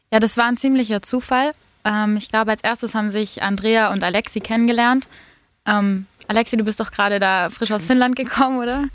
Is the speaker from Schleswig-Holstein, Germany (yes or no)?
no; Tübingen, Baden-Württemberg, Germany; ich komme aus Tübingen